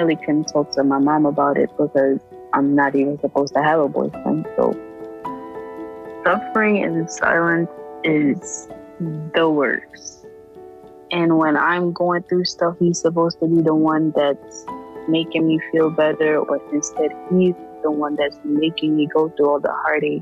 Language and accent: English; New York City, New York, United States; I'm 18 years old and I'm from Brooklyn, New York